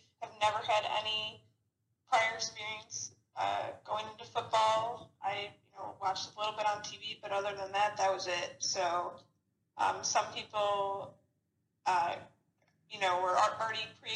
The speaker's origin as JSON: {"language": "English", "town": "Chicago", "region": "Illinois", "country": "United States", "moved": "as an adult", "lives_now": "Arizona, United States", "said": "I'm originally from Chicago. I came out to Arizona to go to school at Arizona State"}